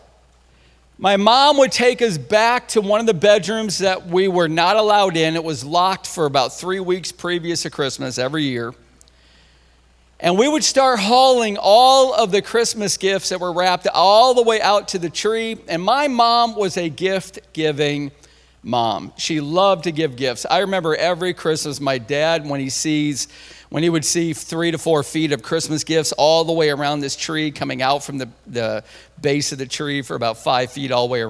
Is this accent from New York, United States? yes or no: yes; Central New York, United States; I'm from Central New York